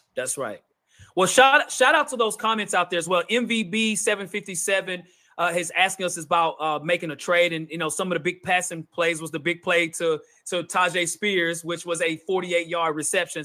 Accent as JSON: {"language": "English", "town": "Nashville", "region": "Tennessee", "country": "United States", "tie": "born or raised there", "said": "we're from Nashville, born and raised"}